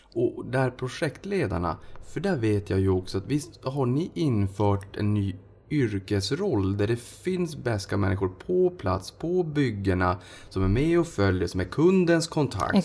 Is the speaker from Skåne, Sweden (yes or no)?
no; Boden, Norrbotten County, Sweden; jag kommer ju från Boden